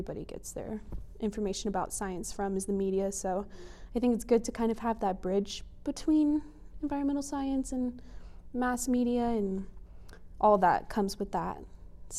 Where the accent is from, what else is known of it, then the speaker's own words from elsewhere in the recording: Colorado Springs, Colorado, United States; I grew up in Colorado Springs. I was born there, raised there my whole life